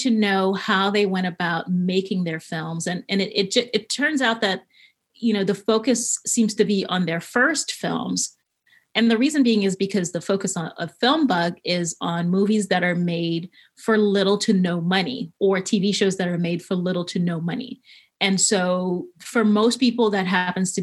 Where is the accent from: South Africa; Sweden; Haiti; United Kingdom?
Haiti; now in Los Angeles, United States; I was born and raised in Haiti.